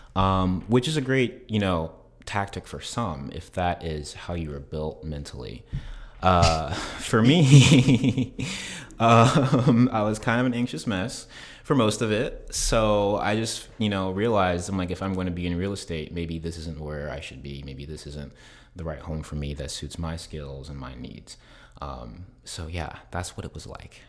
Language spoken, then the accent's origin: English; South Carolina, United States; moved away as an adult; now in Tampa, United States; I am originally from South Carolina